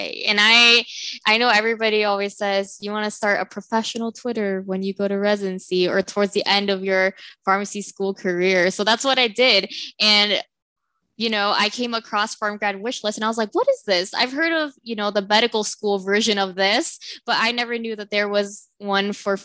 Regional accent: Southern California, United States; also born or lived in Stockton, California; I'm from Southern California. I was born and raised in SoCal

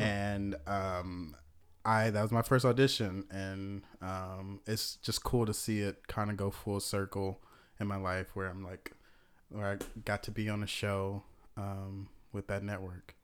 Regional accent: Atlanta, Georgia, United States; moved away as an adult; now in Los Angeles, United States; I'm from Atlanta

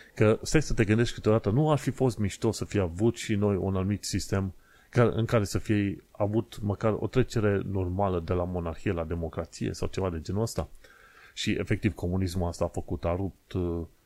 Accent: Romania; moved away as an adult; now in United Kingdom; noi ca români

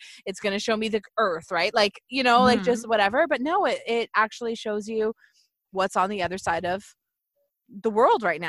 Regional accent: Haldimand area, Ontario, Canada; We are both from the Haldimand area

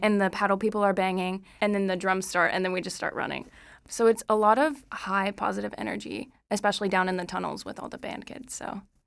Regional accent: Moore, Oklahoma, United States; I'm from Moore, Oklahoma

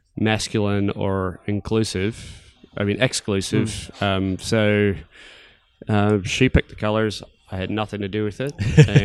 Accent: Charlotte, North Carolina, United States; moved away as an adult; also born or lived in Portland, Oregon; now in New Zealand; I grew up in Charlotte, North Carolina in the United States, and lived there until I was 18. And then as soon as I could, I was like, I'm out. So I moved to Portland, Oregon in 97.

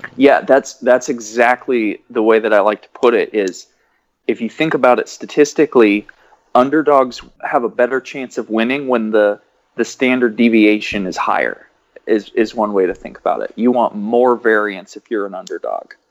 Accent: Washington, United States; I'm from Washington

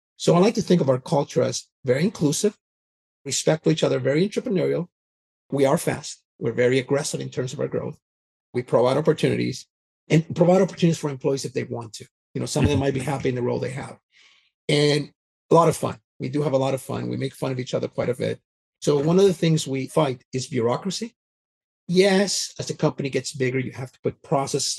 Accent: Canada; moved away; also born or lived in Vancouver, British Columbia; So I grew up in Canada, so I'm Canadian

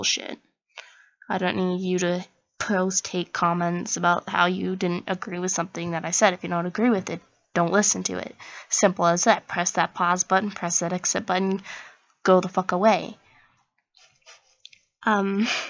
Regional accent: Oregon, United States; I am from Oregon

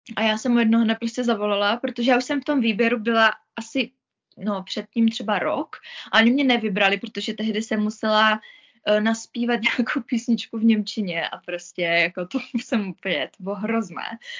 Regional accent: Moravia, Czechia; moved away as an adult; also born or lived in Mikulov; now in Zug, Switzerland; já jsem byla na Moravě u nás doma

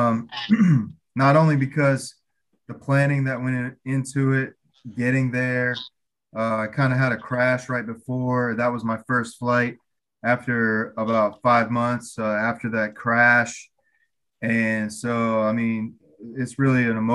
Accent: United States; I'm from America. I'm from America

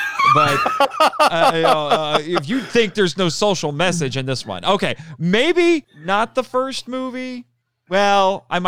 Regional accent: Indiana, United States; I'm from Indiana.

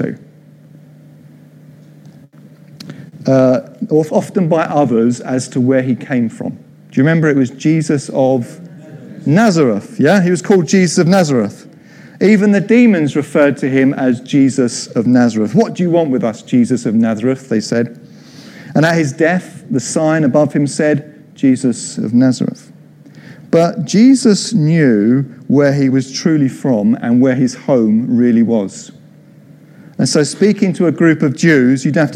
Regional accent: Croydon, London, United Kingdom; also born or lived in Mitcham; I came from Croydon

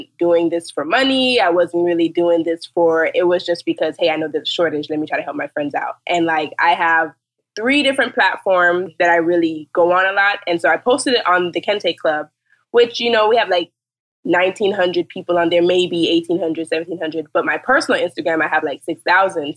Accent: Jamaica; now in Fort Lauderdale, United States; I am from Jamaica and I live in Fort Lauderdale

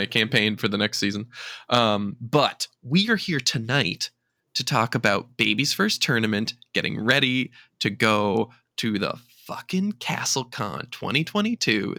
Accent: Charlottetown, Prince Edward Island, Canada; my hometown of Charlottetown

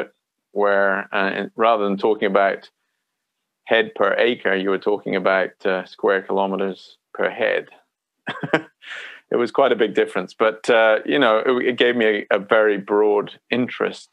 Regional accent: West Highlands, Scotland, United Kingdom; moved away as an adult; also born or lived in India / Pakistan / Afghanistan; now in New Zealand; I grew up in Scotland. My childhood was in Scotland, in a rural area of the West Highlands.

